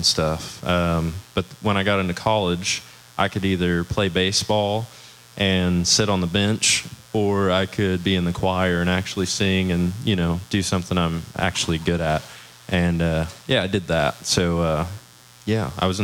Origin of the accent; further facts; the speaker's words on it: Tulsa, Oklahoma, United States; I'm 23, and I'm from Tulsa